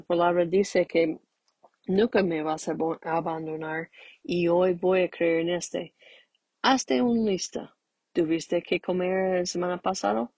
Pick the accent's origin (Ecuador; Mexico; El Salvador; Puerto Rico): Mexico; moved away; ahorita estamos pasando algunos conflictos este, ahorita en México